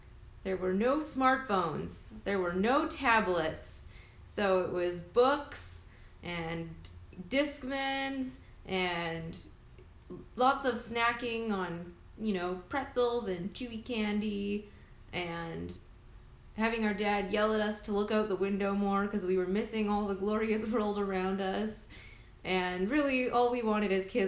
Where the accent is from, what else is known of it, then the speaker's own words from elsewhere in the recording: Canada; now in Vancouver, Canada; We're Canadian. We're in Vancouver, British Columbia